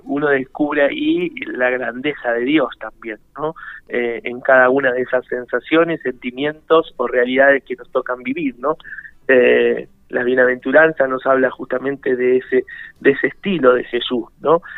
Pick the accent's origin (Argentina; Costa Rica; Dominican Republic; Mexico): Argentina; Buenos Aires; moved away as an adult; now in Merlo, Argentina; yo soy de la ciudad de Buenos Aires, yo nací en, el barrio ahí, cerquita donde tiene la radio, en el barrio de Lineal. Eh, me crié ahí